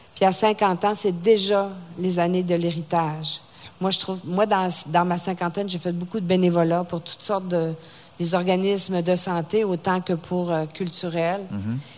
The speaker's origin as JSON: {"language": "French", "area": "Saguenay", "region": "Quebec", "country": "Canada", "tie": "born or raised there", "moved": "yes", "said": "Au Saguenay, ma région natale, où je viens de me racheter un chalet"}